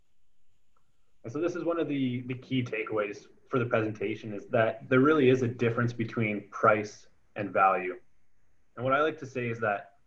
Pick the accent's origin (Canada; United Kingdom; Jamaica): Canada; Kitchener, Ontario; I grew up in Kitchener-Waterloo region